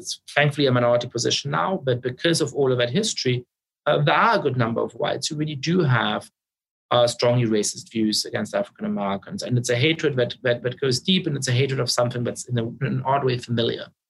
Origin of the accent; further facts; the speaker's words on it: Munich, Bavaria, Germany; also born or lived in Poland; now in United States; I was growing up in Munich in the center of town.